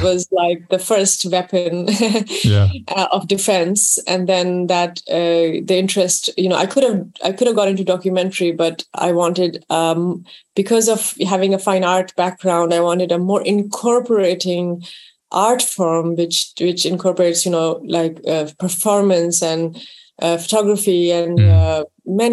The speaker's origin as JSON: {"language": "English", "town": "Karachi", "region": "Sindh", "country": "Pakistan", "tie": "born or raised there", "also_born_or_lived": "London", "moved": "yes", "said": "So I grew up in Pakistan."}